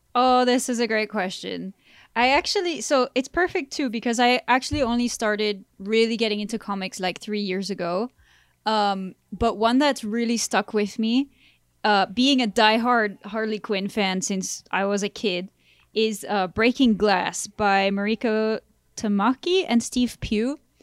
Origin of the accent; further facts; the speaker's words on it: France; moved away; I grew up in France